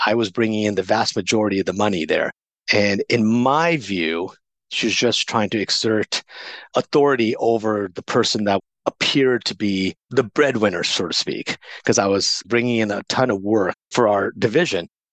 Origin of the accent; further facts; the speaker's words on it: Coronado, California, United States; also born or lived in India / Pakistan / San Diego; I ended up growing up in a beautiful beachside community called Coronado, California.